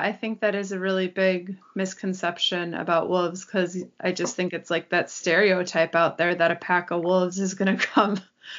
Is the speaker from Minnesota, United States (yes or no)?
yes; Minnesota, United States; we are from Minnesota.